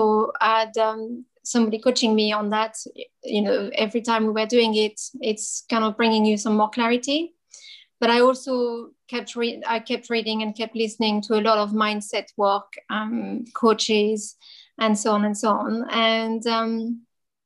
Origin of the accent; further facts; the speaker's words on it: France; accent: French; moved away as an adult; now in United Kingdom; I'm French, as you probably hear from my accent, but I live in the UK for many years now.